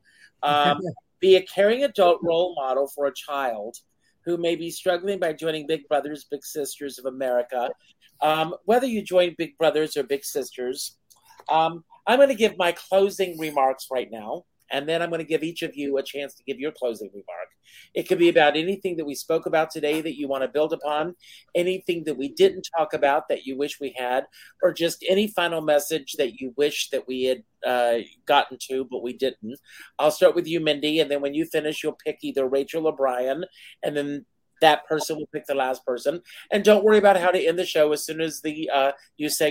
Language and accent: English; South Carolina, United States; moved away; I was out running through tobacco fields in South Carolina